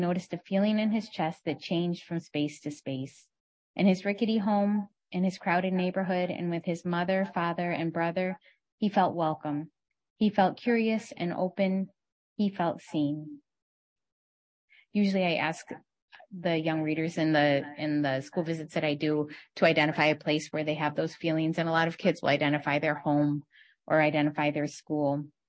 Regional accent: Michigan, United States; growing up in Michigan at that time in the 1980s

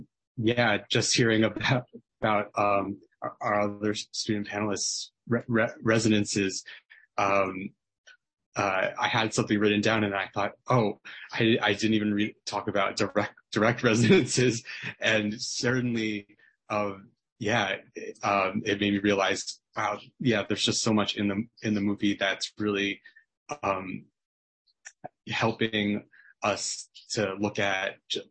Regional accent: United States; even though I'm not Korean, I'm Taiwanese American

